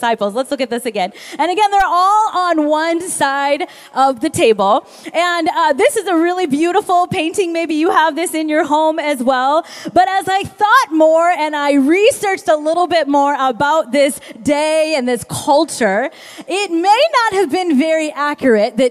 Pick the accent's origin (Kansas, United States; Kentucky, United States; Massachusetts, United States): Kansas, United States; I grew up in Kansas.